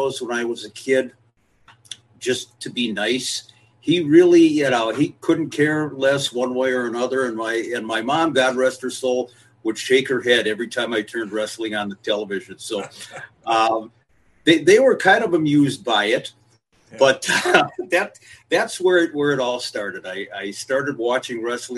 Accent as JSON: {"language": "English", "town": "Minneapolis", "region": "Minnesota", "country": "United States", "tie": "born or raised there", "also_born_or_lived": "St. Louis Park, Minnesota", "said": "I was born and raised in Minneapolis"}